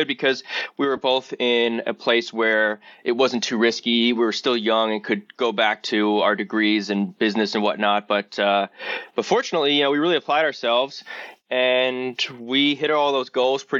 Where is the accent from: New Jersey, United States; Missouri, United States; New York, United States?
New York, United States; New York City; I grew up in Rockaway. We are in New York City, but we're on the outskirts of it